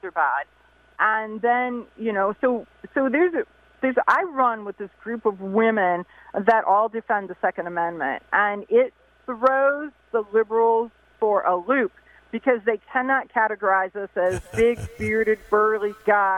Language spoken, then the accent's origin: English; Ohio, United States; my home state is Ohio